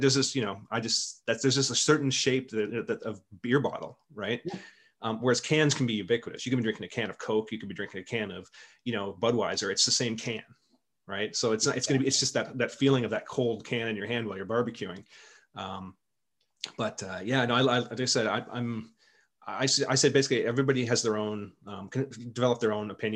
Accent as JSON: {"language": "English", "country": "Canada", "said": "being a Canadian"}